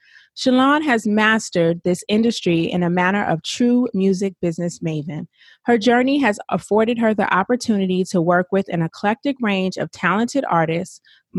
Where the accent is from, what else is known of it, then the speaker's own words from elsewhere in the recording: Atlanta, Georgia, United States; I'm from Atlanta